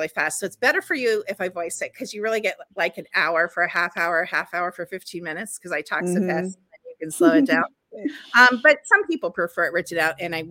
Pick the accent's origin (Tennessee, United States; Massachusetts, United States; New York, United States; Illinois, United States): Illinois, United States; Chicago; when I was growing up in Chicago